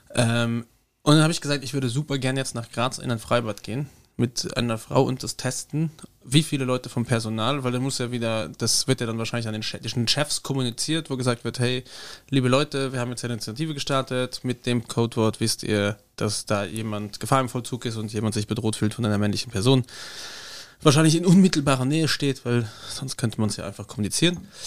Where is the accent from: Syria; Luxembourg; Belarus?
Luxembourg; Bei uns in Luxemburg